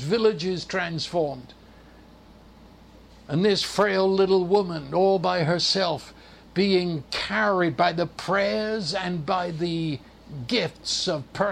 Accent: United Kingdom; I'm a Brit

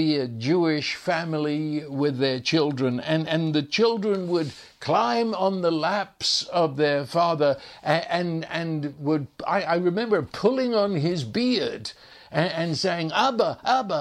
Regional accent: England, United Kingdom; growing up in England

